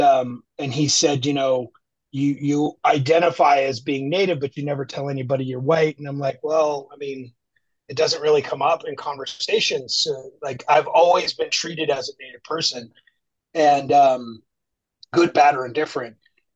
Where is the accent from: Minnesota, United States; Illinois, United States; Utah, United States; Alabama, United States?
Utah, United States; Park City; also born or lived in Chattanooga, Tennessee; And we moved to Utah when I was two, which is where my mother grew up. I grew up in Park City, Utah, which is a ski resort town on the west side of the Rocky Mountains. That's where I grew up. It's a ski resort town.